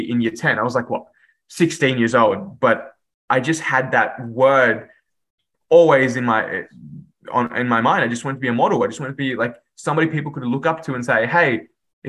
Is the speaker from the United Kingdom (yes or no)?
no; Sydney, New South Wales, Australia; English is a second language; also born or lived in Dhaka, Bangladesh; my schooling and upbringing was in Western Sydney